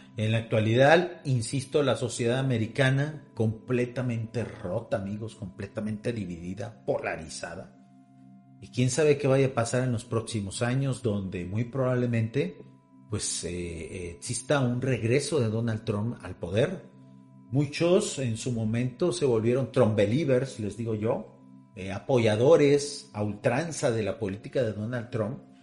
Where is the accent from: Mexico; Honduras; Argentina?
Mexico